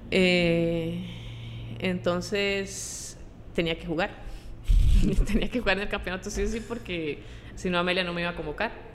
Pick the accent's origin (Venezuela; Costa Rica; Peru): Costa Rica; Pavas, San José; moved away as an adult; also born or lived in Lyon, France / Paris, France / China; vengo de Pava